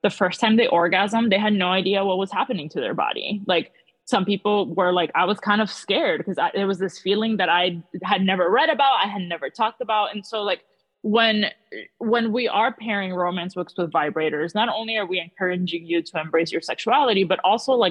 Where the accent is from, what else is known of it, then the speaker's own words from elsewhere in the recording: Miami, Florida, United States; But um, yeah, I grew up in South Florida. Then I kind of went to the West Coast for a while, and now I'm back in South Florida.